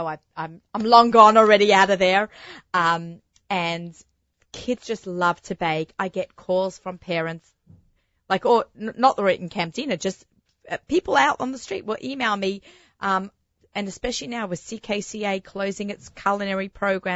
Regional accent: Australia; moved away; I'm from Australia

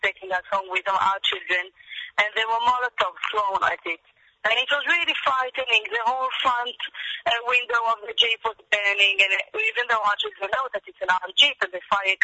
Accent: Jerusalem, Jerusalem District, Israel; I'm from Jerusalem, but from the west side

